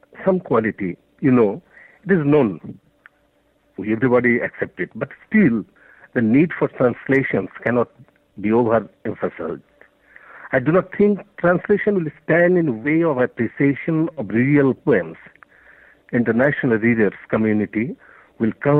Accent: Bangladesh; first language Bengali; English is a second language; I'm a poet from Bangladesh, and the poems are originally written in Bangla, our mother tongue

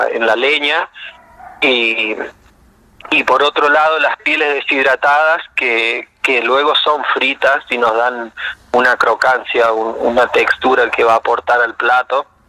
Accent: Jáchal, San Juan, Argentina; moved away as an adult; also born or lived in Mendoza / Barcelona; now in Bariloche, Argentina; yo soy de San Juan, de, de un pueblito a dos horas al norte, de un pueblo que se llama Hachal

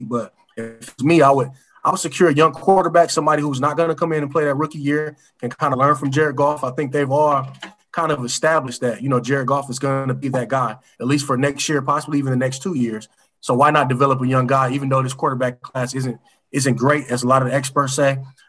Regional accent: Flint, Michigan, United States; being a Michigander, I'm from Flint, you know, growing up watching the Lions

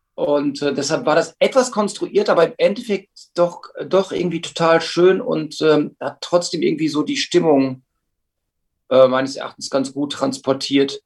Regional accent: Hamm, North Rhine-Westphalia, Germany; also born or lived in Münster / Sendenhorst; wir kommen alle aus Hamm, wir wohnen Luftlinie immer noch ähm, 400 Meter vom Proberaum alle entfernt

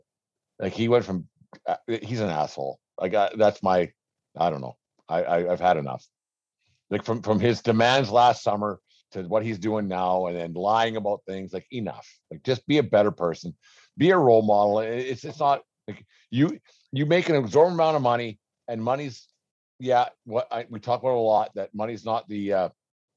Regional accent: Southern Alberta, Canada; I grew up in Southern Alberta watching the Flames and the Oilers a lot.

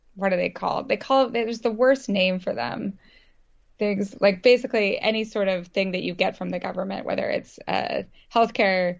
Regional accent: Idaho, United States; moved away; also born or lived in Vermont; I grew up in Idaho

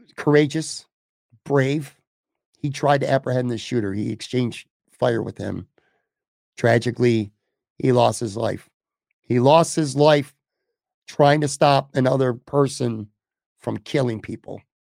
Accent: Buffalo, New York, United States; I was born in Buffalo, New York. I was raised on the west side of Buffalo

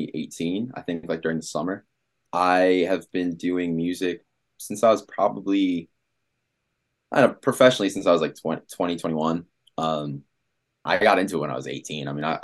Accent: Washington, District of Columbia, United States; moved away as an adult; now in Los Angeles, United States; No, I'm from Washington, D.C.

